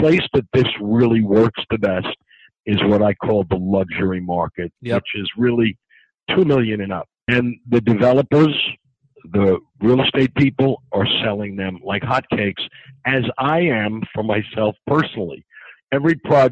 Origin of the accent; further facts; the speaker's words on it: New York City, New York, United States; accent: New York; now in Miami, United States; Born and raised in Forest Hills, Queens. Went to Forest Hills High School